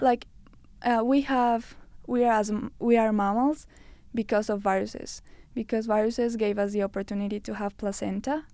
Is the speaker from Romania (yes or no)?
no; Colombia; moved away as an adult; now in Canada; I'm from Colombia